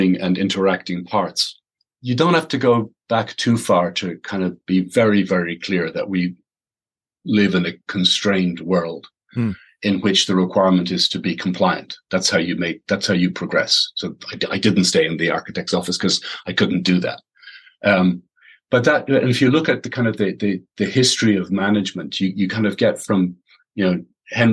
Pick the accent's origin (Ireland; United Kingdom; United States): Ireland; growing up in Holy Catholic Ireland